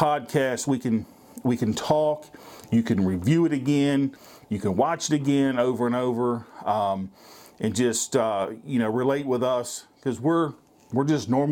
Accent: Virginia, United States; I'm from Virginia

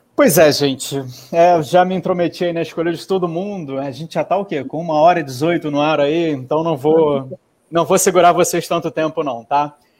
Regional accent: Brazil; a gente, como brasileiro

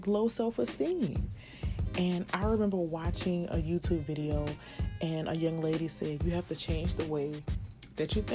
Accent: New Orleans, Louisiana, United States; also born or lived in Houston, Texas; I'm from New Orleans, Louisiana

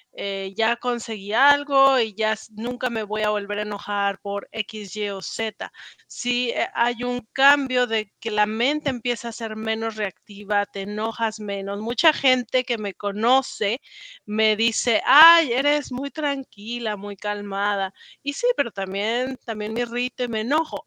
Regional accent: Mexico; accent: Mexican; moved away as an adult; also born or lived in Paris, France; now in United States; soy mexicana, si no lo han notado por el acento, y llevo acá en Estados Unidos desde 2013

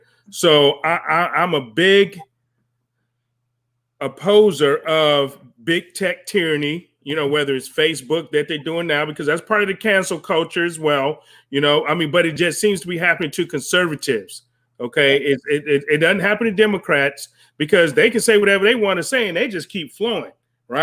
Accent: United States; This is still our country. I was born here. I was raised here. This is my country

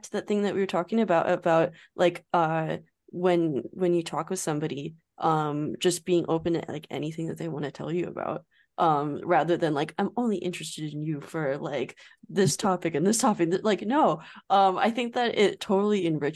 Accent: United States; as an American

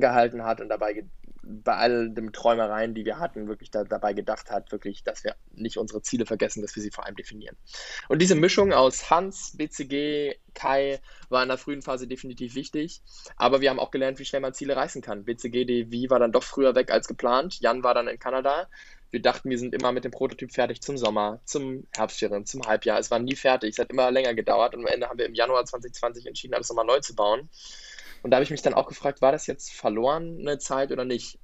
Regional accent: Berlin, Germany; ich komme aus Berlin, habe auch noch bis vor einem Jahr bei meinen Eltern gelebt

